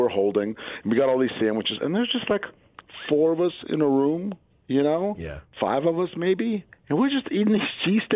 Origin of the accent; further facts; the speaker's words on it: Princeton, New Jersey, United States; I grew up in Princeton, which isn't that far away, about 45 minutes